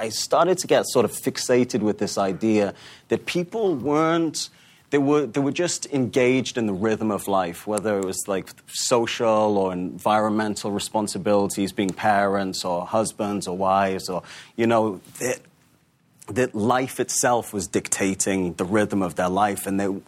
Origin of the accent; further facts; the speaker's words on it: Newcastle, North East England, United Kingdom; You know, I grew up in Newcastle, like you said